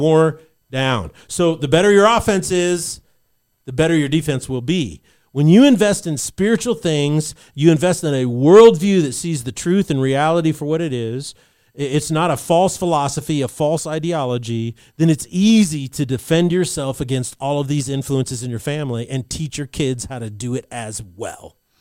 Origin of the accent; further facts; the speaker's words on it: Albuquerque, New Mexico, United States; I was growing up in New Mexico at that time in Albuquerque